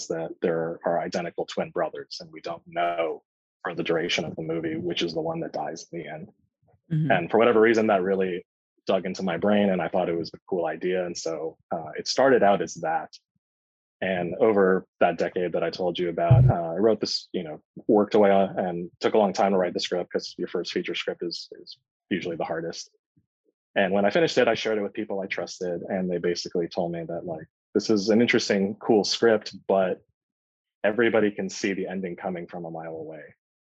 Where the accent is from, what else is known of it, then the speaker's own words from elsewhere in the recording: California, United States; also born or lived in New York; I was born in Southern California, and then my family immediately moved to New York, and I grew up there for the first 5 years of my life, then came back to Southern California and did most of my growing up here.